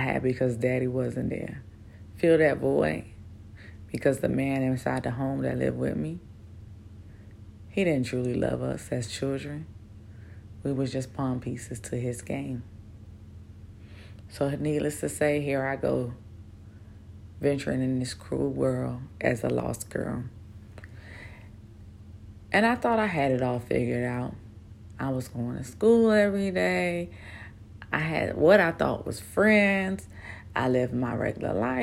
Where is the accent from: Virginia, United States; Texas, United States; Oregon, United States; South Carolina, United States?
Virginia, United States; Newport News; moved away as an adult; now in Bahrain; I grew up in Newport News, Virginia